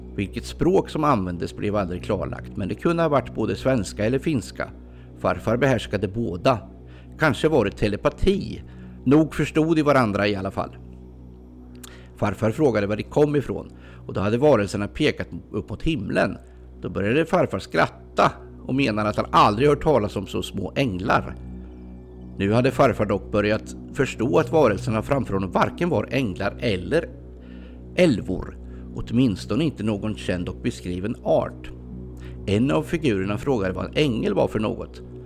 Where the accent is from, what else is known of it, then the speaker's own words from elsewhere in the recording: Ljungsbro area, Östergötland, Sweden; det här är i princip mina hemtrakter